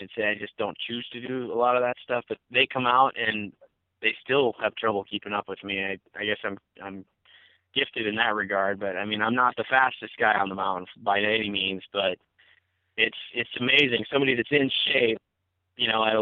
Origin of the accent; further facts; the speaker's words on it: Midwest, United States; now in Bozeman, United States; I'm originally from the Midwest